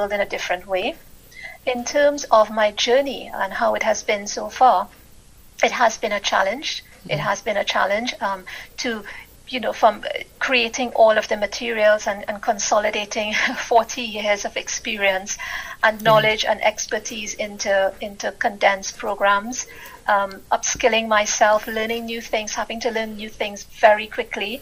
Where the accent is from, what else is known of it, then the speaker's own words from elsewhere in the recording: Trinidad & Tobago; moved away as an adult; now in United Kingdom; I'm originally from the Caribbean, Trinidad to be exact, and I lived there. I was born there, and I lived there for most of my life.